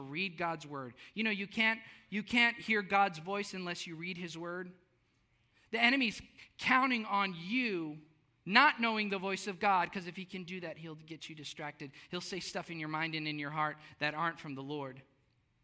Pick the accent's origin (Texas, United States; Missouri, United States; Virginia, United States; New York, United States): Texas, United States; South; I grew up in South Texas.